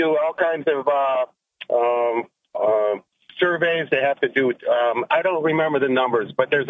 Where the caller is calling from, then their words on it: Maine, United States; Oh, this is … from Maine.